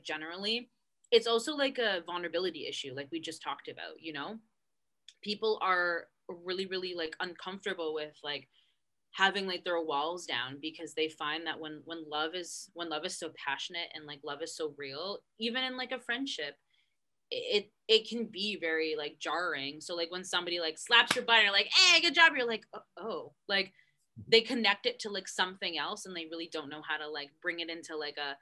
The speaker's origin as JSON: {"language": "English", "country": "Canada", "said": "I'm Canadian, but I'm Italian descended, so, like, obviously, like, my dad and my mom are both born in Canada"}